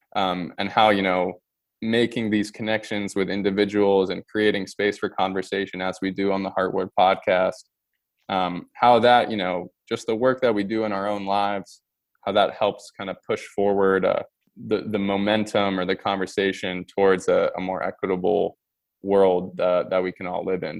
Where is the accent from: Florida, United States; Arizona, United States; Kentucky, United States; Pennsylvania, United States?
Pennsylvania, United States; Pittsburgh; also born or lived in Amman, Jordan; I call Pittsburgh my home